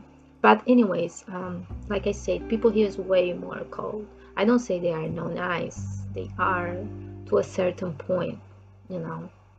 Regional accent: Brazil; English is a second language; moved away as an adult; also born or lived in Japan; So I'm from Brazil, and I left Brazil 21 years ago

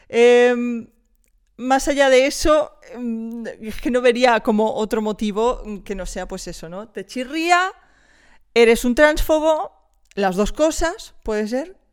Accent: Wisconsin, United States; Spanish is a second language; Imagínate, te vas a un bar, yo soy eh, de Wisconsin, ¿vale?

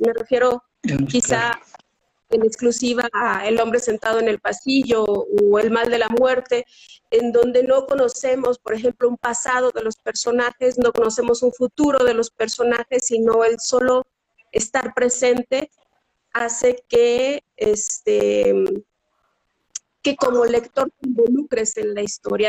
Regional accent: Zacatecas, Mexico; yo soy de Zacatecas

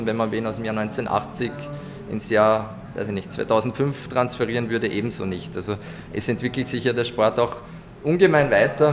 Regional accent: Vienna, Austria; bei uns in Wien

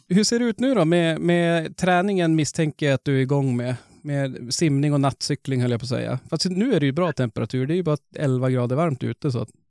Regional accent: Norrland, Sweden; vi är ju ändå norrlänningar.

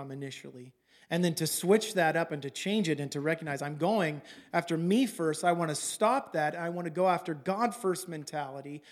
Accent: California, United States; moved away as an adult; also born or lived in Los Angeles; now in Oregon, United States; I'm from California

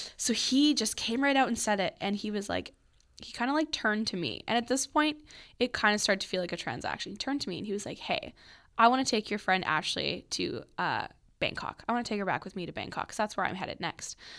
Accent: Oakbank, Manitoba, Canada; we grew up in Oak Bank, which is a really small community outside of Winnipeg

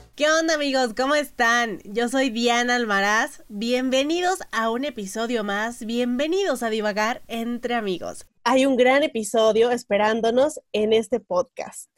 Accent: Tequisquiapan, Querétaro, Mexico; en mi pueblo, o sea, en Tequi, San Juan

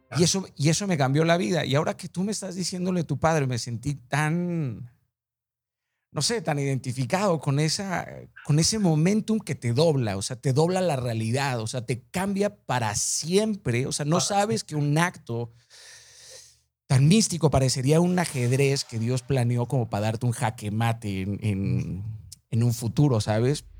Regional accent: Mazatlán, Sinaloa, Mexico; yo soy de Mazatlán, Sinaloa

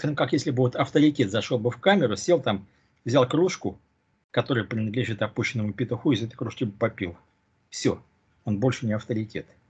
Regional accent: Russia; moved away; я родился в России

